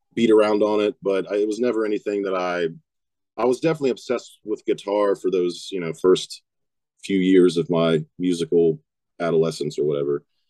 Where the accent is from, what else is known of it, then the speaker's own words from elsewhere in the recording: West Virginia, United States; I'm from West Virginia, born and raised